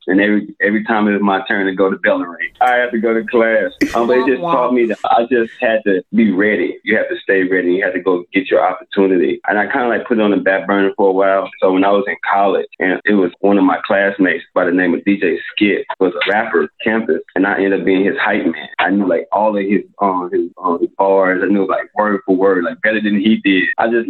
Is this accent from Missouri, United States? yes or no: yes; St. Louis, Missouri, United States; moved away; I was from St. Louis.